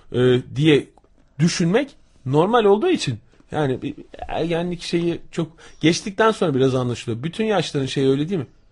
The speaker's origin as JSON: {"language": "Turkish", "region": "İzmir", "country": "Turkey", "tie": "born or raised there"}